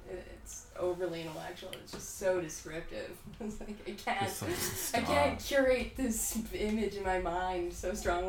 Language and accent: English; Winnipeg, Manitoba, Canada; And they, like, knew I was from Winnipeg